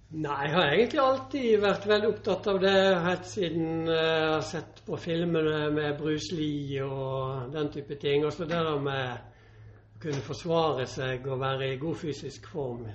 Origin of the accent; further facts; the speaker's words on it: Northern Norway, Norway; also born or lived in Bø / Sogndal; now in Bergen, Norway; der jeg vokste opp i uh, eh, nord